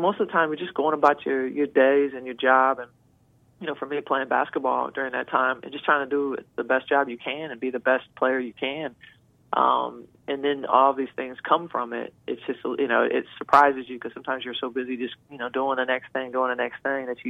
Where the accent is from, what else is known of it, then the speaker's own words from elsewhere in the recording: Logan, Ohio, United States; now in Columbus, United States; from Logan, and, you know, I live in Columbus